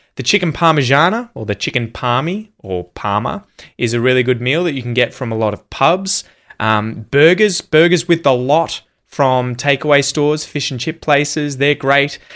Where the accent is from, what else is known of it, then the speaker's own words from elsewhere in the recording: Yangon, Yangon Region, Myanmar; English is a second language; now in Sydney, Australia; I'm originally from Yangon, Myanmar. Currently, I'm living in Sydney, Australia.